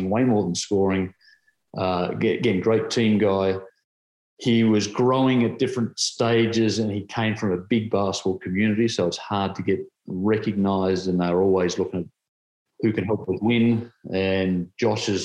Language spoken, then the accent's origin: English; Tasmania, Australia; My home state